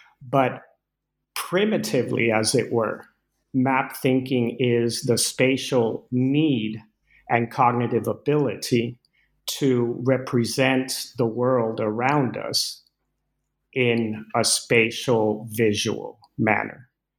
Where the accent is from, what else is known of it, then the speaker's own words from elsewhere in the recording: Venezuela; moved away as an adult; As you mentioned, I grew up in Venezuela with Danish parents, and I first set foot in the U.S. at age 18, and so I wasn't familiar at all with the U.S.